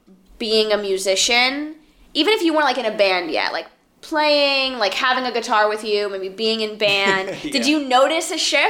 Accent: Miami, Florida, United States; I'm like from Miami.

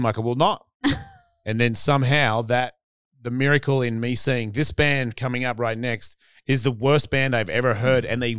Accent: Australia; accent: Australian; So it just sounded like they wanted to hear me say some shit that would run along what they think Australians are.

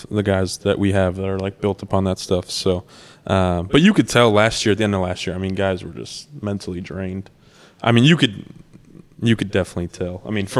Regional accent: Hickory Hills, Illinois, United States; It's Hickory Hills, man. I'm from Hickory Hills.

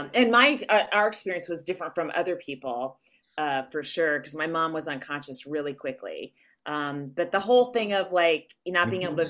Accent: Walnut Creek, California, United States; I'm from Walnut Creek

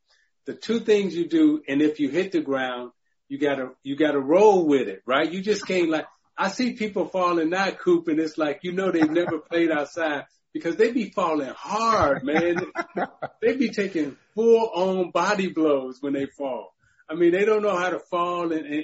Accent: Chicago, Illinois, United States; growing up in Chicago

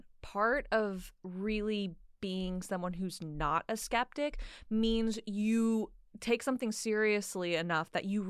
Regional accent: New Mexico, United States; now in Flagstaff, United States; I am from New Mexico, but I currently live in Flagstaff, Arizona.

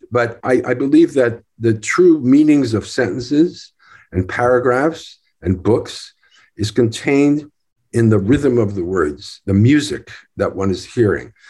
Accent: Newark, New Jersey, United States; I was born in Newark, New Jersey.

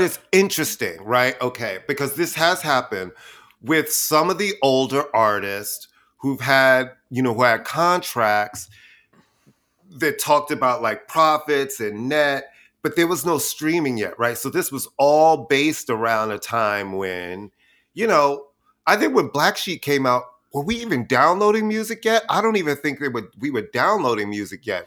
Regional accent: New York City, New York, United States; I'm a queen from Queens

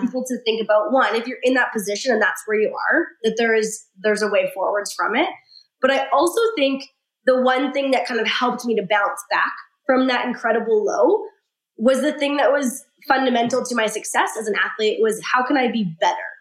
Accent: Saskatchewan, Canada; I'm from Saskatchewan. It's a teeny tiny little rural province.

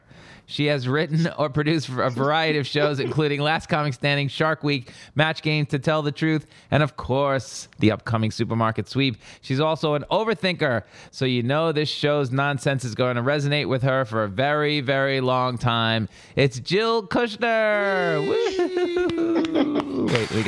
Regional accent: Long Island, New York, United States; accent: Long Island; where are you from? Like, Long Island.

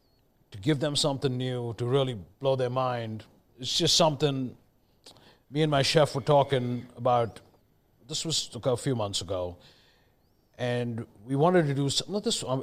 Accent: Mumbai, Maharashtra, India; moved away as an adult; also born or lived in Delhi; now in United States; I was born in Delhi, but I grew up in Bombay, now known as Mumbai.

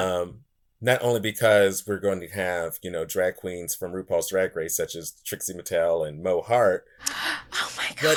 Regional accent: Pittsburgh, Pennsylvania, United States; I was born and raised in this city

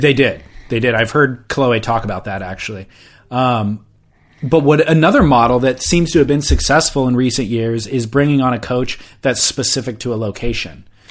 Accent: Orange County, California, United States; growing up in Orange

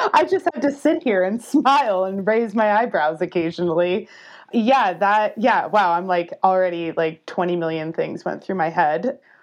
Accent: Albuquerque, New Mexico, United States; moved away as an adult; also born or lived in Durango, Colorado; I knew I wanted to leave my hometown, Albuquerque, New Mexico

